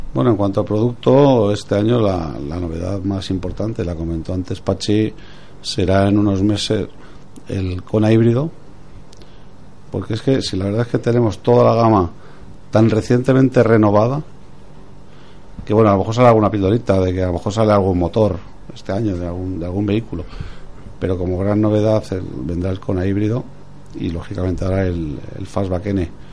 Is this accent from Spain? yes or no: yes; Spain; como español